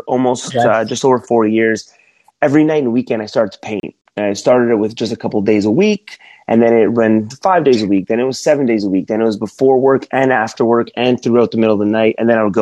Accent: Toronto, Ontario, Canada; moved away as an adult; also born or lived in Alabama; I'm from Toronto, Canada

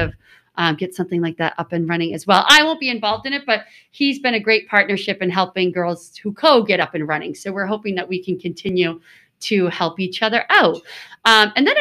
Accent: South Shore, Massachusetts, United States; I've always lived on the South Shore

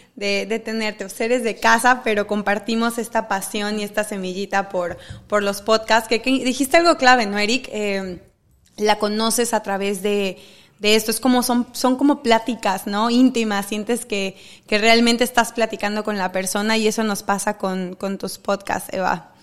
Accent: Mexico; siendo mexicana

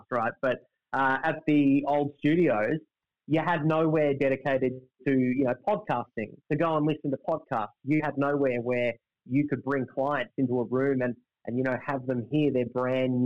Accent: Melbourne, Victoria, Australia; now in Brisbane, Australia; I grew up in Melbourne. For all intents and purposes, I'm a Melbourne kid

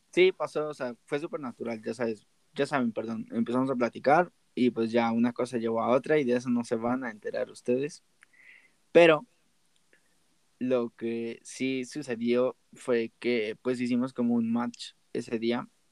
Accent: Mexico City, Mexico; nosotros somos de la Ciudad de México.

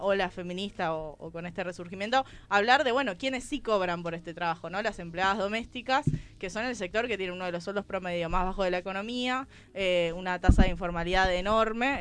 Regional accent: Buenos Aires Province, Argentina; yo soy de provincia de Buenos Aires

